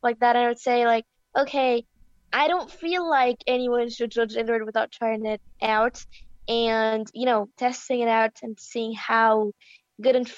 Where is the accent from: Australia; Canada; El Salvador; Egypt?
Egypt; I am from Egypt